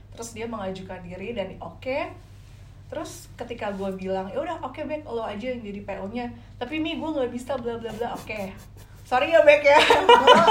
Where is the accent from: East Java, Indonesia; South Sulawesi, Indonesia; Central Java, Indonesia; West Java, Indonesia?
West Java, Indonesia; Depok; also born or lived in Semarang / Kalibata, Jakarta; jadi baru 5 SD sampai seterusnya gue baru jadi adep alias anak Depok.